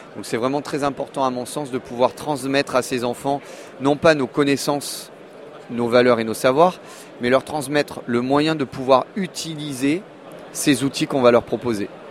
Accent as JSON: {"language": "French", "country": "Monaco", "tie": "born or raised there", "said": "je suis né en 1975 à Monaco"}